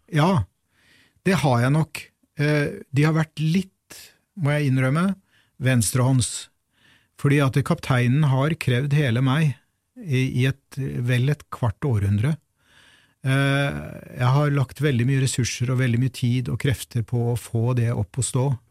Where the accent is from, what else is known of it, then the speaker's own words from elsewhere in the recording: Fredrikstad, Østfold, Norway; moved away; jeg i sin tid ble født og vokste opp i Fredrikstad